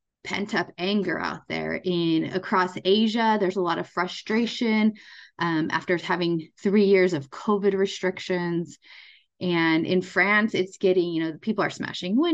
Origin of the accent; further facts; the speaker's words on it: United States; as an American, we celebrate Labor Day in September.